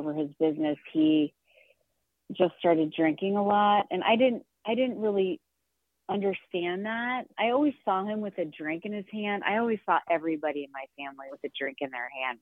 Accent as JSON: {"language": "English", "town": "St. Louis", "region": "Missouri", "country": "United States", "tie": "born or raised there", "said": "I grew up in St. Louis, Missouri, just outside in a suburb."}